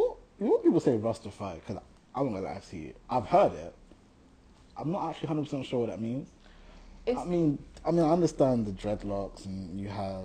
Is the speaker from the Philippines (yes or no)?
no; Gothenburg, Västra Götaland, Sweden; moved away; I was born in Gothenburg, which is called Göteborg.